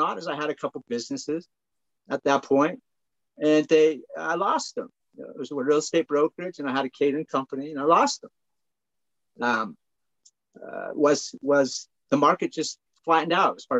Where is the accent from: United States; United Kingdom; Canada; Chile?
United States; just south of Salt Lake City, Utah; I'm from Utah. I grew up, just south of Salt Lake City here.